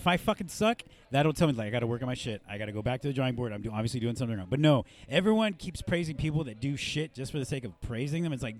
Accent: Chula Vista, California, United States; it was my hometown, a few feet from where I grew up.

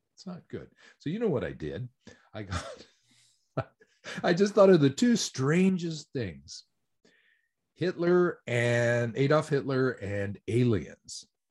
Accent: New Mexico, United States; moved away as an adult; now in Tokyo, Japan; I'm originally from New Mexico, actually

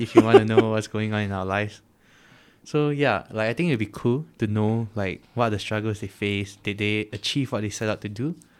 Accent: Singapore; as every Singaporean boy, we have primary school, secondary school

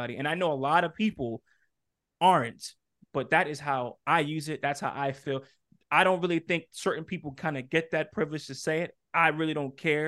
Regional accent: New York, United States; I grew up in New York

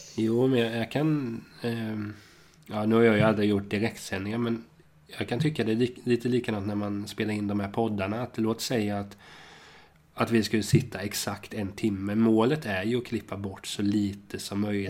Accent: Hultsfred, Kalmar County, Sweden; Jag är ju från Kalmar och Hultsfred

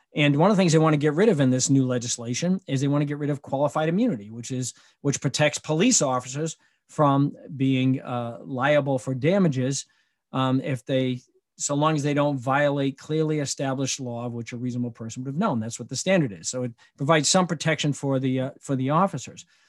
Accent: Michigan, United States; my home state of Michigan

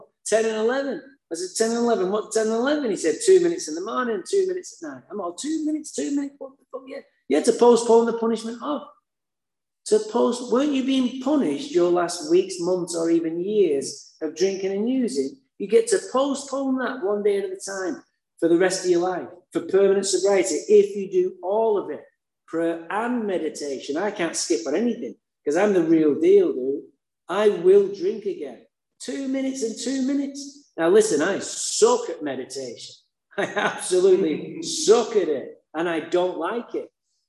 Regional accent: Santa Barbara, California, United States; I said, I'm from Santa Barbara.

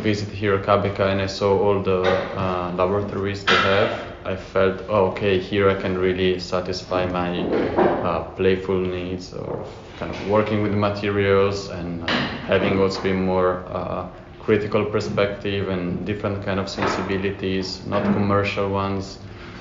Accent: Italy; moved away as an adult; also born or lived in Florence / Berlin; now in The Hague, Netherlands; I come from Italy

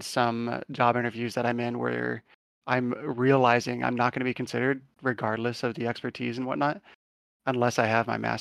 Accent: St. Louis, Missouri, United States; actually from St. Louis

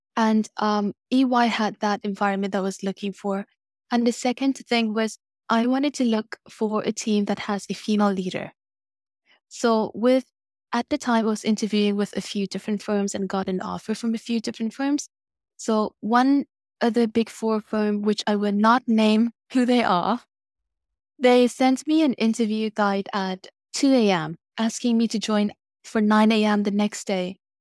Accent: Vietnam; moved away; I grew up in Vietnam

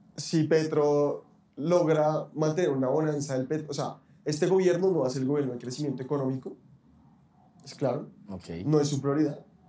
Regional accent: Bogotá, Colombia; así somos muchos los bogotanos

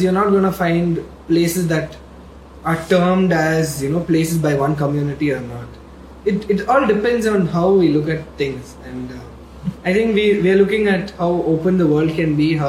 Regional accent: Bangalore, Karnataka, India; I've been born and brought up in Bangalore

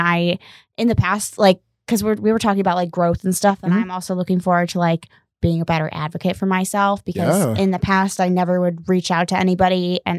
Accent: Buffalo, New York, United States; moved away as an adult; now in Portland, United States; I'm from Buffalo.

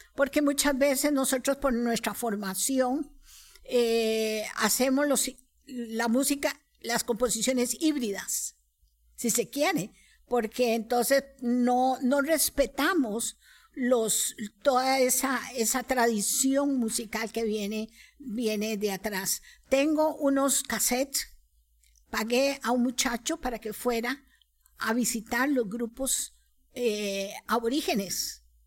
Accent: Costa Rica; como costarricenses, criollos

